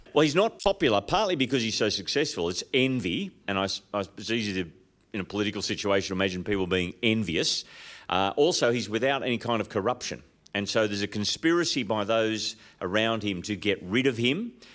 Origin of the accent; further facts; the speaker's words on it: Sydney, New South Wales, Australia; I'm from Sydney